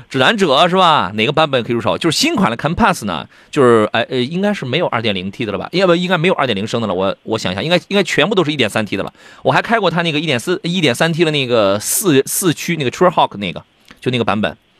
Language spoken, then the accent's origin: Chinese; Jinan, Shandong, China; 我们是大美济南，我们不是大葱卷煎饼济南，我们济南人不吃大葱卷煎饼